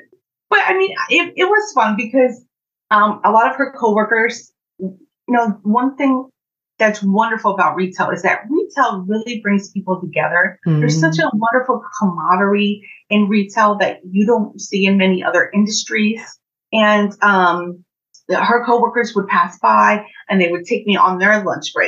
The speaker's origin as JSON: {"language": "English", "town": "Orange", "region": "New Jersey", "country": "United States", "tie": "born or raised there", "said": "I grew up in Orange, New Jersey. I spent most of my childhood there"}